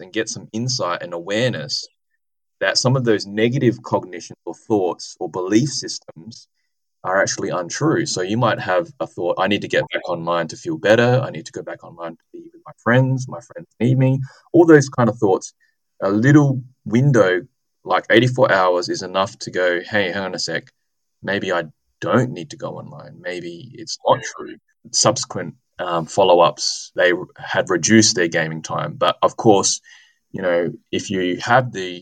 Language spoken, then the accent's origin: English; Adelaide, South Australia, Australia; my hometown, so University of Adelaide and Flinders